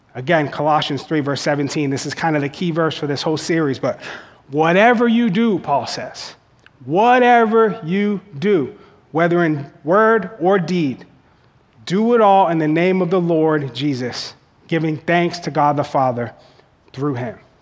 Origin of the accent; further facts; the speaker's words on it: Boston, Massachusetts, United States; where I grew up in Boston, it's really hard to get on the fire department.